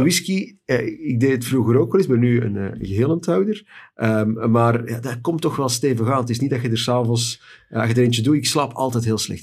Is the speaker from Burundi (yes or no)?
no; Antwerp, Flanders, Belgium; ik alleen maar hoor als Antwerpenaar